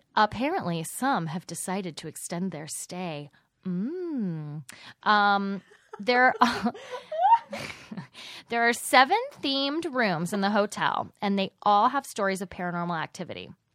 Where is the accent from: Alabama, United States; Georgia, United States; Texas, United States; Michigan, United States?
Texas, United States; White Settlement; moved away; I was born in white settlement